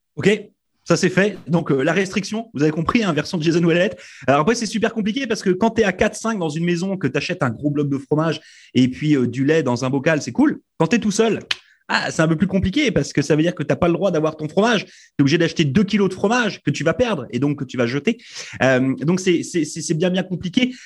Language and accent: French; France; moved away as an adult; je viens de France